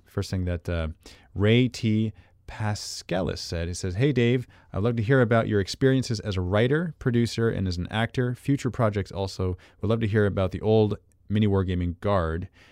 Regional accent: Canada; accent: Canadian; I'm Canadian

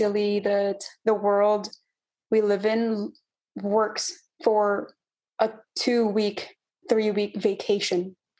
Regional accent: California, United States; And so I was like, oh, hey, I'm from California too.

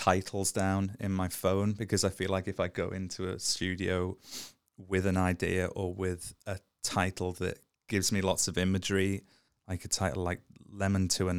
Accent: Liverpool, North West England, United Kingdom; In Liverpool.

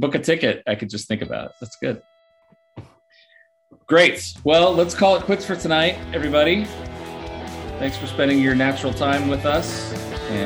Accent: Bend, Oregon, United States; born or raised there

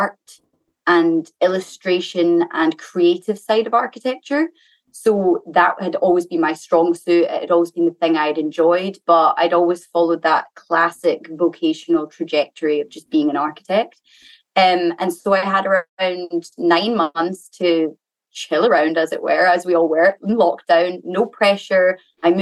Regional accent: Scotland, United Kingdom; moved away as an adult; now in London, United Kingdom; I'm currently in Scotland, where I'm from

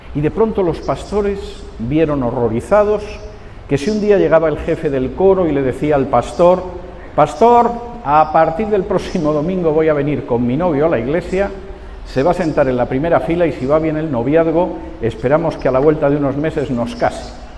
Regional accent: Spain; moved away; mi país de origen, en España

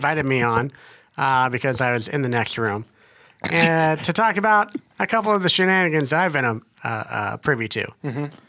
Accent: Kansas, United States; I'm from Kansas

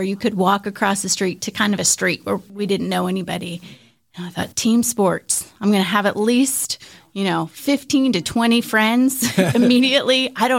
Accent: Philadelphia, Pennsylvania, United States; also born or lived in New Jersey, United States; Yeah, well, when I was little, Philadelphia area, so for those who are close to Philadelphia, a little time in New Jersey, a little time outside kind of Valley Forge area, and we were not an outdoor family.

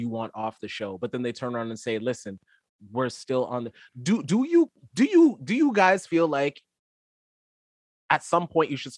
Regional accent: Florida, United States; I am from Florida

